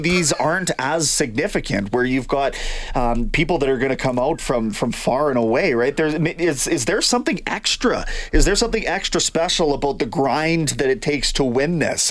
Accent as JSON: {"language": "English", "town": "Kamloops", "region": "British Columbia", "country": "Canada", "tie": "born or raised there", "moved": "yes", "said": "my hometown of Kamloops."}